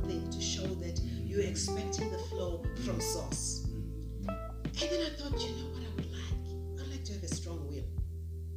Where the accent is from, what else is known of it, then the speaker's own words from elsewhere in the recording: Durban, KwaZulu-Natal, South Africa; my parents' house, that where I was born, Kwa Mashu